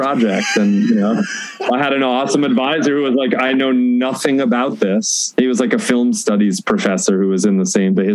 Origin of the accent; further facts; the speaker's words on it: New England, United States; moved away as an adult; also born or lived in West Coast / Oconomowoc, Wisconsin / Oberlin, Ohio / Austin, Texas; I moved from the West Coast when I was a little kid. My parents moved east to ultimately to New England. A stop along the way in Wisconsin